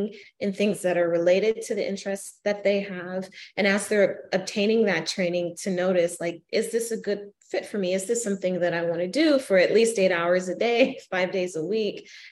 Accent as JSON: {"language": "English", "region": "Arizona", "country": "United States", "tie": "born or raised there", "moved": "yes", "lives_now": "Kalamazoo, United States", "said": "my hometown in Arizona"}